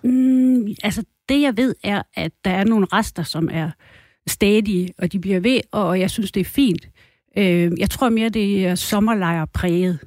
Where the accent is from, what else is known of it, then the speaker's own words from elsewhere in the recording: Thy, North Denmark Region, Denmark; jeg kommer fra Thy. Og øh, os, der er tyboer, vi er jo sådan lidt lokal